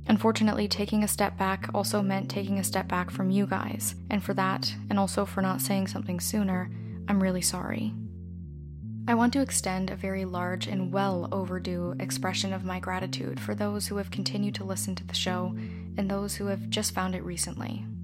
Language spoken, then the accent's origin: English; Canada; As a Canadian and descendant of settlers